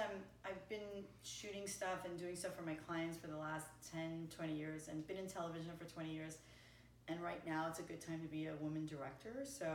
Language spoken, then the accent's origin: English; East Coast, United States; Like from where I come from the East Coast, that's really not an option.